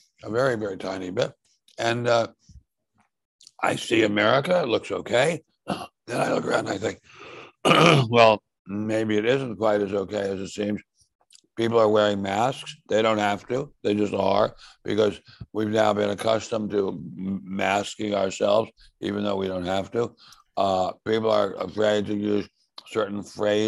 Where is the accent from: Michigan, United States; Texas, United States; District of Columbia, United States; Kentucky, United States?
District of Columbia, United States; Washington; I grew up in Washington.